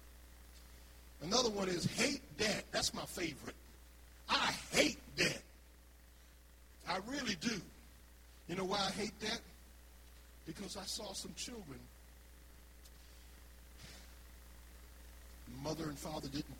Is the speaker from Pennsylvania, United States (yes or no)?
yes; Philadelphia, Pennsylvania, United States; moved away; I'm from Philadelphia